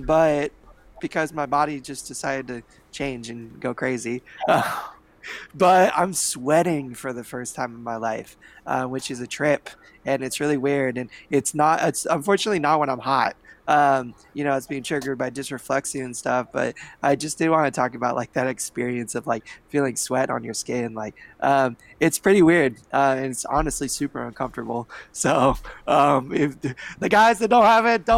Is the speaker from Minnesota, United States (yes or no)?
no; Bay Area, California, United States; moved away as an adult; now in Southern California, United States; I grew up in the Bay Area